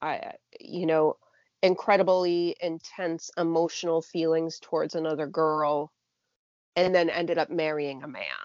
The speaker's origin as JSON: {"language": "English", "region": "New Hampshire", "country": "United States", "said": "I'm from New Hampshire. It's very Granite State."}